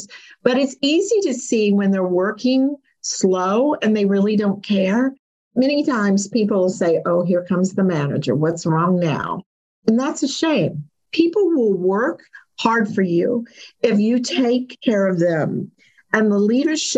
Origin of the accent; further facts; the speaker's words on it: Kentucky, United States; I'm from Kentucky.